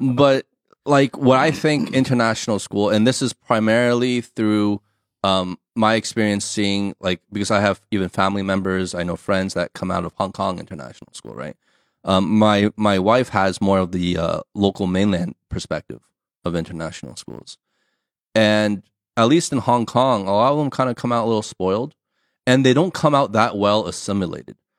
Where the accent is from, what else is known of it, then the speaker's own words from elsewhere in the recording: United States; first language English; now in China; my mother tongue is English, my background, my culture, right? We we come from the states.